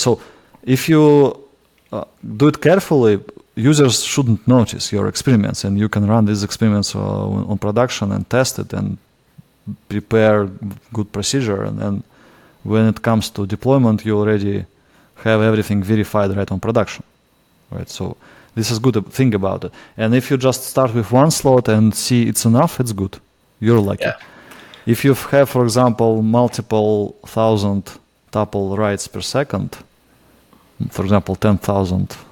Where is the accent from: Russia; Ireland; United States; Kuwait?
Russia; accent: Russian; English is a second language; my Russian accent